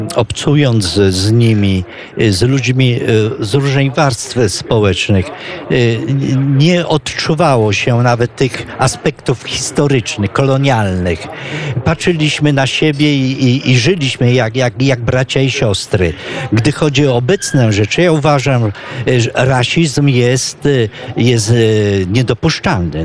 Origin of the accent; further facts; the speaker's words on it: Poland; moved away as an adult; also born or lived in Ivory Coast; jako Polak